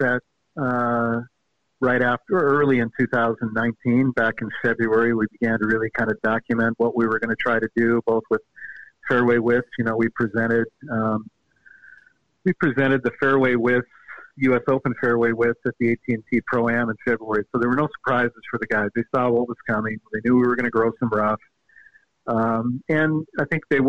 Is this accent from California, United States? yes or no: no; Seattle, Washington, United States; moved away; I'm from the Seattle area originally, and I grew up playing in the misty June mornings